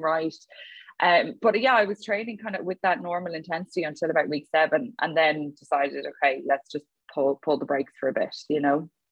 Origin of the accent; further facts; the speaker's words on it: Dublin, Leinster, Ireland; now in Galway, Ireland; I'm from Dublin, Adrian. A lot of people assume that I'm from Galway, and I'm not. I'm a dub